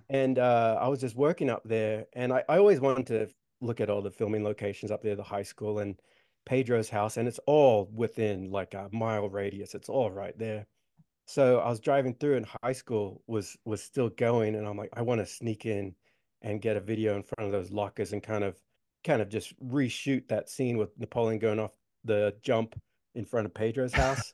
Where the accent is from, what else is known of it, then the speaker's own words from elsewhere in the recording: Australia; I grew up in Australia